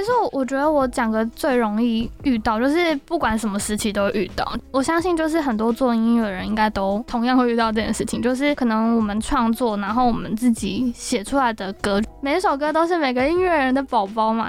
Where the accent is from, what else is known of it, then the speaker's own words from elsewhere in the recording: Taipei, Taiwan; 因为我从小在台北长大